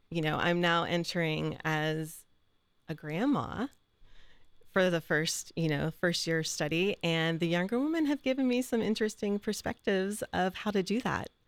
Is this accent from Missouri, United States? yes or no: no; Mingo Junction, Ohio, United States; moved away as an adult; also born or lived in Cleveland, Ohio; now in Columbus, United States; I grew up in Eastern Ohio in Mingo Junction, for anybody who's been out that way, by Steubenville